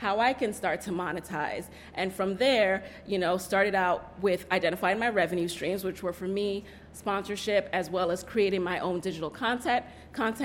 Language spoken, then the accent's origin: English; New York City, New York, United States; also born or lived in Jamaica; I actually grew up in the Bronx, so I'm a native New Yorker as well, and I'm originally from Jamaica